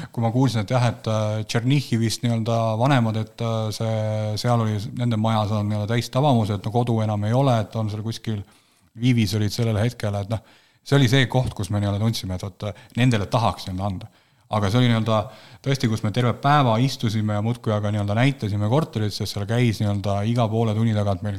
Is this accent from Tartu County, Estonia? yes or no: no; Ida-Viru County, Estonia; ma olen Ida-Virumaalt pärit, siis ma nii-öelda midagi ikka tönkan seal